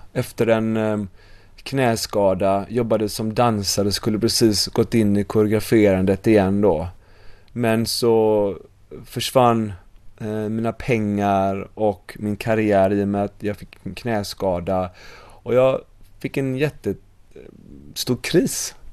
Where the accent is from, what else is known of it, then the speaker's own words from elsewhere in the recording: Sweden; moved away as an adult; also born or lived in United States / Bali; jag var ju svensk